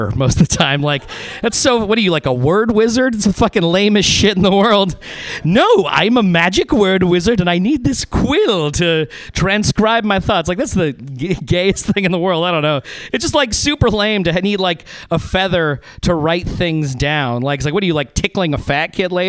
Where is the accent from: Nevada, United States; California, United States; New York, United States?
Nevada, United States; Reno; moved away; I'm from Reno, Nevada, originally